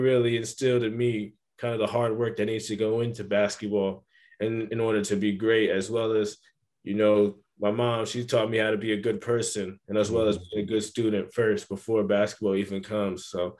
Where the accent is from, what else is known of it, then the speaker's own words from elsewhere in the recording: New Jersey, United States; And then as well as just growing up in New Jersey, it's chill.